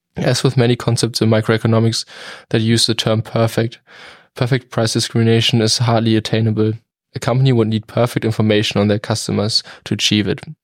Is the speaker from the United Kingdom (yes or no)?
no; Germany; now in United States; I'm from Germany.